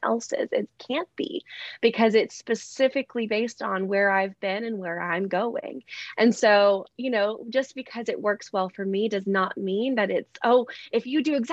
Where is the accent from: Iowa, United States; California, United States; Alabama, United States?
Alabama, United States; So I'm from Alabama. I know you can hear my very heavy accent. But no, I'm from Alabama. And so I grew up